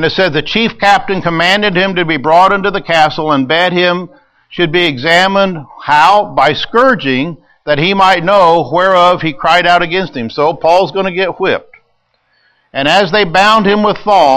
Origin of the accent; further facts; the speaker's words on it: United States; we're American citizens